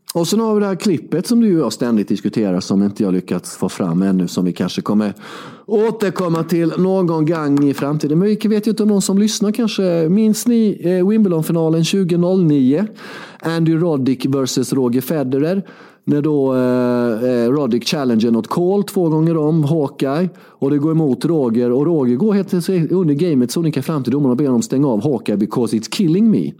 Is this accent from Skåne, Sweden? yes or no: no; Värnamo, Jönköping County, Sweden; det var Värnamo där jag kommer ifrån, i Småland, uppvuxen